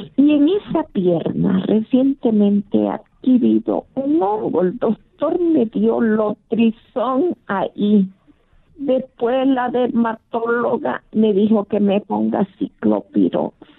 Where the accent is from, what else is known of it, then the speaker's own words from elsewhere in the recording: Bolivia; moved away; Yo soy de Bolivia